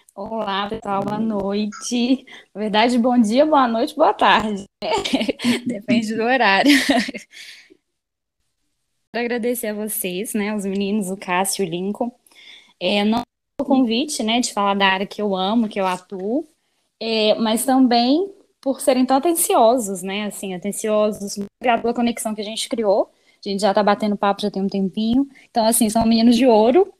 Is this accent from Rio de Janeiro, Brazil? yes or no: no; Belo Horizonte, Minas Gerais, Brazil; eu nasci e moro atualmente em BH. Eu sou mineirinha, uai.